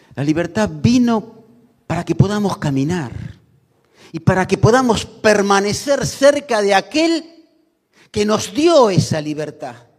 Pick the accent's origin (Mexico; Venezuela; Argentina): Argentina; como argentinos